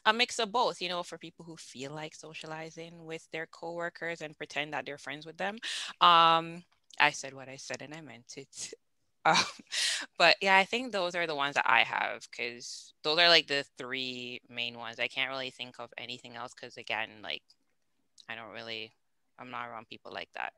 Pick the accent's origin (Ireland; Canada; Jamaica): Jamaica; moved away; I'm raised Jamaican